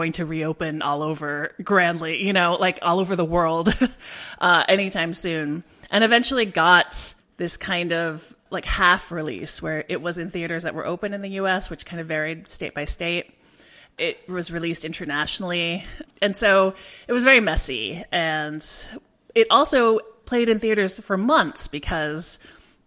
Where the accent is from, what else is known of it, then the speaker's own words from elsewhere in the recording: East Bay, Bay Area, California, United States; also born or lived in London, United Kingdom; I was born in London and we moved to the US when I was about three. So I mostly grew up in the Bay Area, in the East Bay